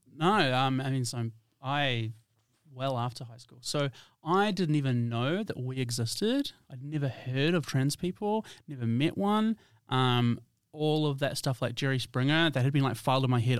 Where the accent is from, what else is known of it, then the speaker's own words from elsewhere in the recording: New Zealand; moved away as an adult; now in Perth, Australia; I'm from New Zealand.